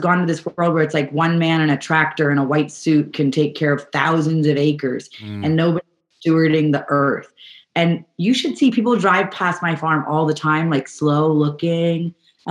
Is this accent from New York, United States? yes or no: yes; New York, United States; now in California, United States; I grew up in New York, and we subscribed to a CSA when I was growing up